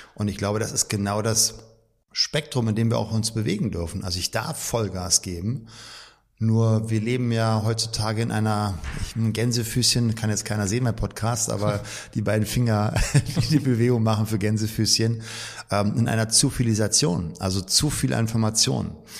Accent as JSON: {"language": "German", "region": "Berlin", "country": "Germany", "tie": "born or raised there", "said": "Also physisch gerade noch Berlin und ich bin auch in Berlin groß geworden"}